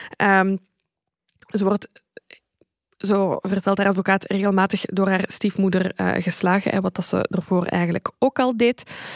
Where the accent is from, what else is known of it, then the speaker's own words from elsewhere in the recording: Zaventem, Flanders, Belgium; want ik ben van Zaventem en Steenokkerzeel ligt daar vlakbij.